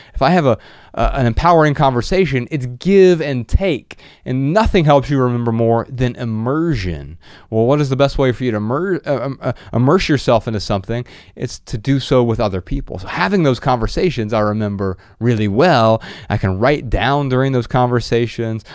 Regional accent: Ohio, United States; where we grew up in Ohio

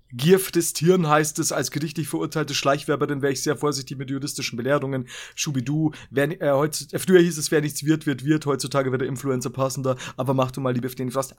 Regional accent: Bavaria, Germany; als Bayer

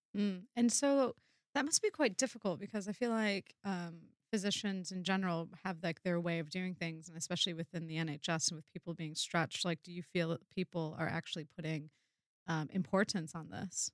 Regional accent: United States; I am American

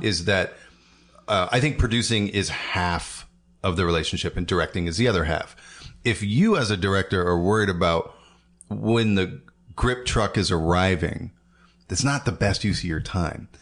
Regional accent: Portland, Oregon, United States; I grew up in the suburbs.

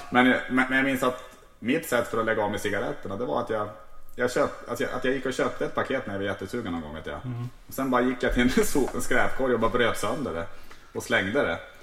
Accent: Tärnaby, Västerbotten County, Sweden; jag är ändå uppvuxen uppe i Lappland, i Tärnaby mm. där.

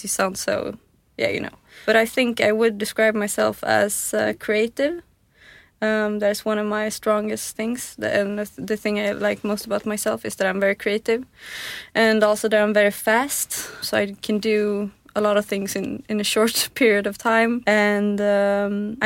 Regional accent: Tyresö, Stockholm County, Sweden; also born or lived in Santa Barbara, United States; I was born in the southern part of Stockholm, a suburb called Tyresö

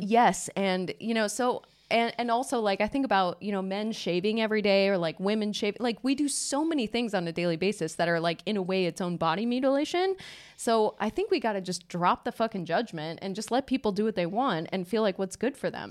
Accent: United States; moved away as an adult; also born or lived in Los Angeles; now in Stockholm, Sweden; we're two American girls living in Stockholm.

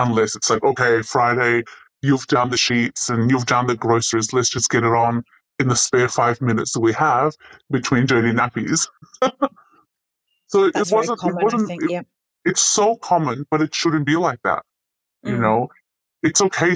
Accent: Ukraine; moved away; as a teenager growing up in Ukraine

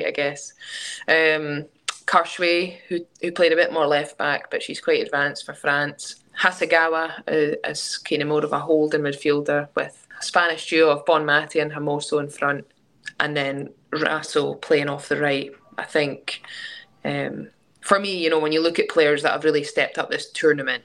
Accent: Scotland, United Kingdom; now in England; being Scottish

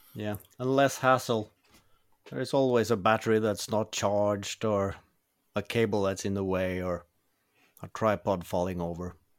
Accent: Norway; also born or lived in Oslo; I'm from Norway. I currently live outside

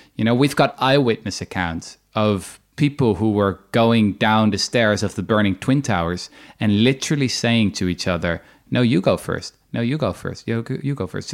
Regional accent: Netherlands; my own country, I'm from the Netherlands

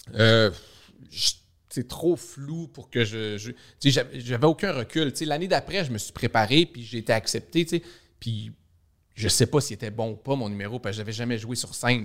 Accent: Saguenay, Quebec, Canada; moved away as an adult; also born or lived in Montreal; je viens du Saguenay

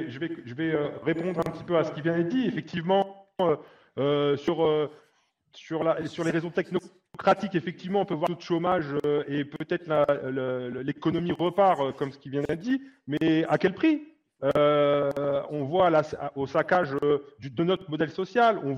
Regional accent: France; le sentiment d'une frange importante euh, de la classe ouvrière, on est français, s'aperçoivent qu'on galère en fait tous les jours

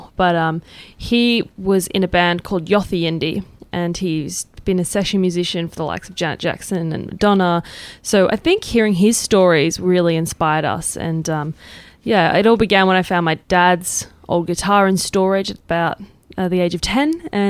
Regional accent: Papua New Guinea; Well, we grew up in Papua New Guinea, which I think had a massive influence on our music.

